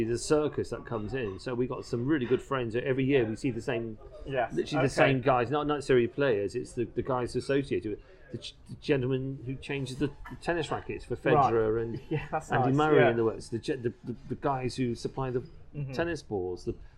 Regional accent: North Wiltshire, South West England, United Kingdom; also born or lived in Hereford / Loughborough; I come from North Wiltshire, Gloucestershire border.

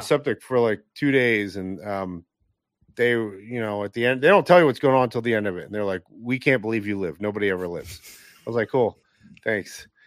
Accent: Northeast, United States; growing up in the Northeast

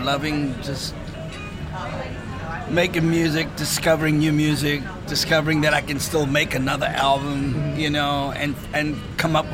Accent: South Africa

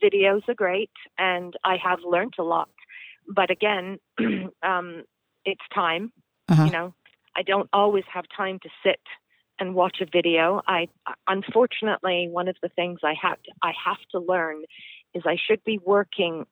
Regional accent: England, United Kingdom; moved away; I'm originally from England.

